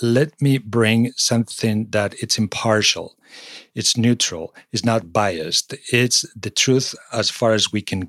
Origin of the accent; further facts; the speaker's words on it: Spain; moved away as an adult; also born or lived in Singapore / London / Czech Republic / Madrid; now in United States; I was born in Spain